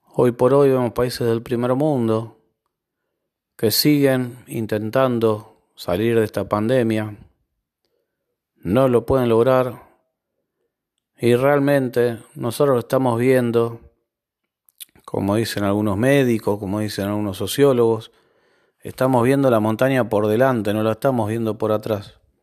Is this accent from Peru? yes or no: no; Argentina; como argentino